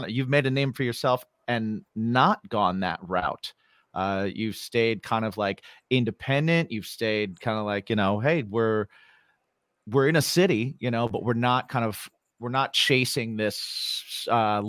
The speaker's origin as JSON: {"language": "English", "region": "Indiana", "country": "United States", "tie": "born or raised there", "moved": "yes", "lives_now": "New York, United States", "said": "I'm Indiana."}